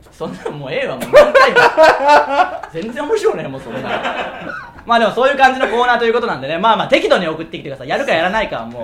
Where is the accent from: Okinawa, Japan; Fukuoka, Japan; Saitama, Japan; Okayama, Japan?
Okayama, Japan; Tsuyama; 僕らの地元である岡山県津山市